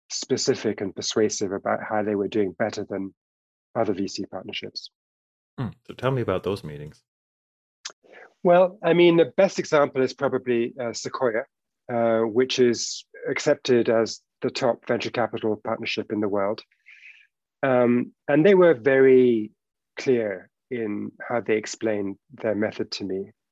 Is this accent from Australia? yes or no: no; United Kingdom; We're both British by origin.